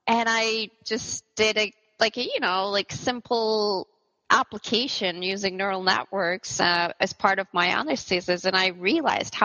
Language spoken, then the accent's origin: English; Turkey; moved away as an adult; now in Canada; I'm from Turkey